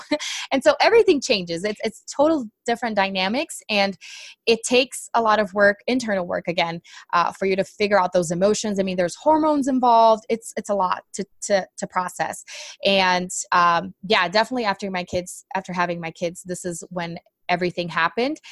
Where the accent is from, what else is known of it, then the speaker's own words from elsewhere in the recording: Brazil; English is a second language; moved away; I'm actually from Brazil